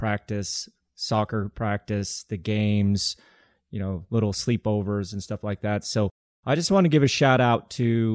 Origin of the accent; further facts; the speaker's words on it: Colorado, United States; growing up in Colorado